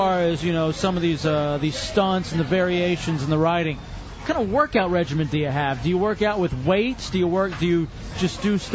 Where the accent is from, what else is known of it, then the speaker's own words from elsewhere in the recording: Texas, United States; I'm from Texas